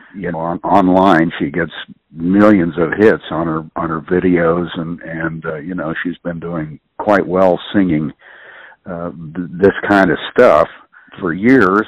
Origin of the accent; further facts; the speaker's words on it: Columbus, Ohio, United States; moved away as an adult; also born or lived in New Orleans; the first time I was seriously away from Columbus